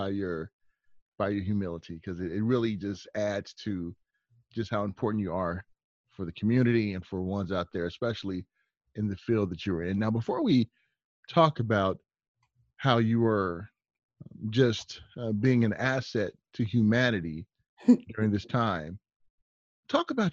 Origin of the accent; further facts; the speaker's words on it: Long Beach, California, United States; I'm from the West Coast. I'm from Long Beach, Compton area